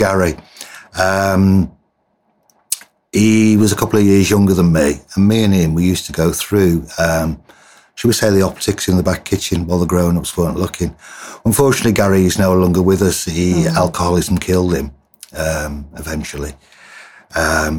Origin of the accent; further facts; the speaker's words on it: Wolverhampton, West Midlands, United Kingdom; I'm originally from the West Midlands, Wolverhampton. I'm a black country boy, not a Brummie